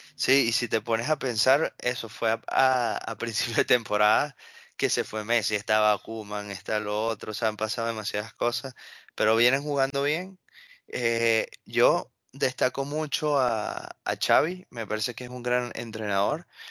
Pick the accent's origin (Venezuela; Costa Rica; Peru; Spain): Venezuela; moved away